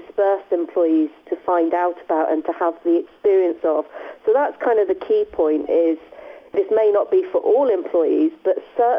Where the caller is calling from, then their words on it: Leamington Spa, West Midlands, United Kingdom; I am in Leamington Spa. I would like to say sunny Leamington Spa, but it is really quite miserable here.